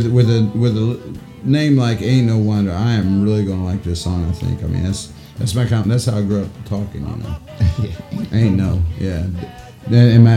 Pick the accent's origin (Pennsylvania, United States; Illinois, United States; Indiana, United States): Indiana, United States; I grew up here in Indiana eating White Castle, especially like 3 a.m.